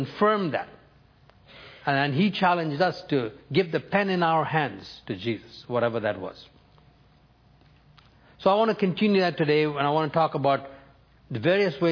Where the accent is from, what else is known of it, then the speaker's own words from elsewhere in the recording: New Delhi, Delhi, India; first language Tamil; English is a second language; New Delhi, India, my hometown